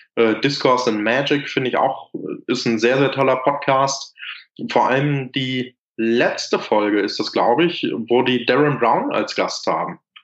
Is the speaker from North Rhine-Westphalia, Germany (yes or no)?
yes; Lüdenscheid, North Rhine-Westphalia, Germany; Ich hier in Lüdenscheid, wo ich herkomme